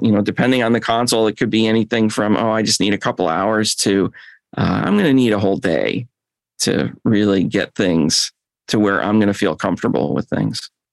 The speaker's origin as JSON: {"language": "English", "town": "Chicago", "region": "Illinois", "country": "United States", "moved": "yes", "lives_now": "Atlanta, United States", "said": "I moved down here from Chicago"}